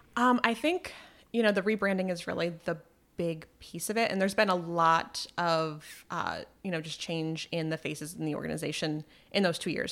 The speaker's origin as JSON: {"language": "English", "town": "Malone", "region": "New York", "country": "United States", "tie": "born or raised there", "moved": "as an adult", "lives_now": "Plattsburgh, United States", "said": "I grew up in Malone, just outside of Malone, New York"}